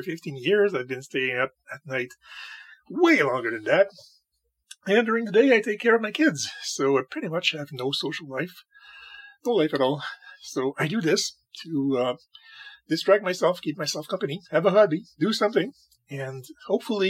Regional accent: Canada; When I was a kid, in the 1980s, I used to play hockey a lot because, God damn it, I'm a Canadian.

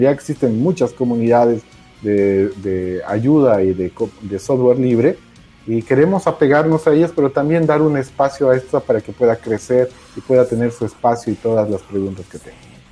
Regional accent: Bolivia; Todos los que estamos participando somos bolivianos

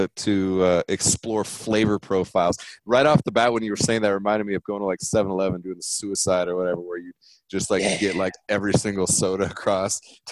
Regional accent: Germany; I was in homeschool for a minute as well. And I grew up in Germany, and like, I'm feeling you on that.

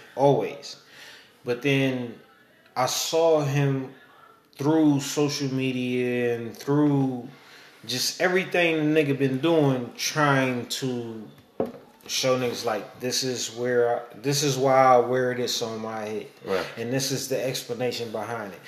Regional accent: Oakland, California, United States; I'm from East Oakland

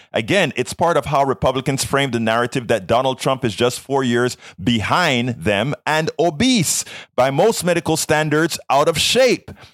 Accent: Panama; now in United States; I am from South America. I'm from Panama. I am a legal uh, re- legal naturalized citizen of the United States of America

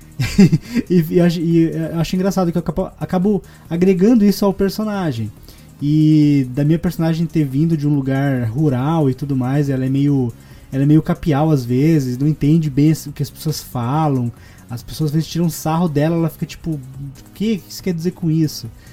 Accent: Curitiba, Paraná, Brazil; accent: R puxado; eu sou de Curitiba e eu tenho muito costume de puxar o R para tudo

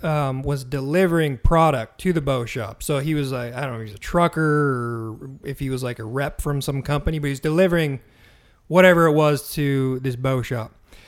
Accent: Montana, United States; moved away as an adult; now in Southern California, United States; growing up in Montana

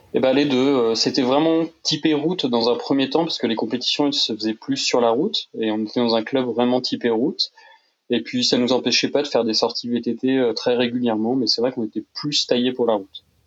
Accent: Tours, Centre-Val de Loire, France; on est originaire de Tours à la base

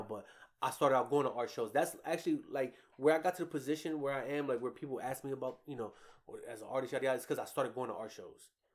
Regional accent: New York, United States; We're from New York, so my father, like, survived that whole crack epidemic

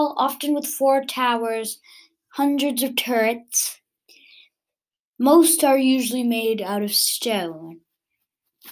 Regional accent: United States; I'm actually American

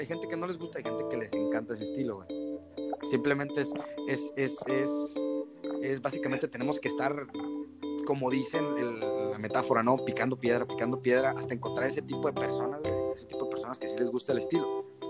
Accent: San José del Cabo, Baja California Sur, Mexico; also born or lived in Canada; soy de Los Cabos, nacido desde San José del Cabo, Chubillero 100%, mis padres igual nacieron de ahí, de, San José del Cabo, México

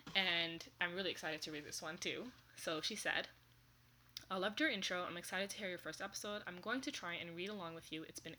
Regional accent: Germany; I forgot to say, I'm from Germany.

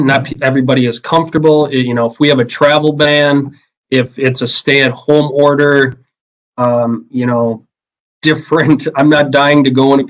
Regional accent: Merrill, Wisconsin, United States; I grew up in Merrill, Wisconsin, you know, home of the Blue Jays

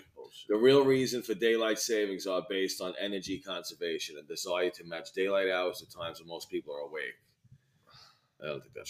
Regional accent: New York City, New York, United States; we're from New York

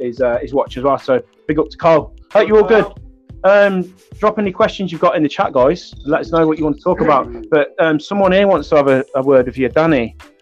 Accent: Coventry, West Midlands, United Kingdom; I'm from Coventry in the West Midlands

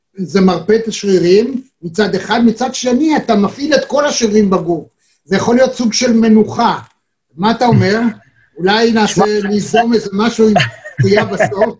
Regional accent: Israel; אנחנו ישראלים

